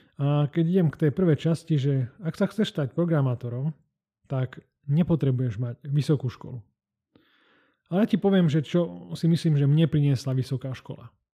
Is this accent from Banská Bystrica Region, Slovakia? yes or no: yes; Banská Bystrica, Banská Bystrica Region, Slovakia; ja som z Banskej Bystrice